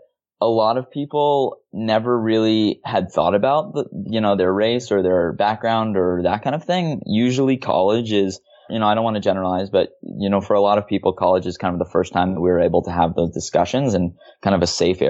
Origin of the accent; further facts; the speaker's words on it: Hawaii, United States; I'm originally from Hawaii